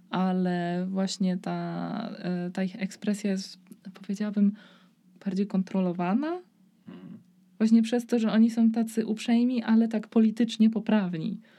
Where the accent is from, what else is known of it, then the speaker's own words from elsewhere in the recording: Poland; przez to, że pochodzę z Polski, to będzie mi trudniej znaleźć pracę oraz e, że e, moja edukacja jest mniej warta przez to, że pochodzę z Polski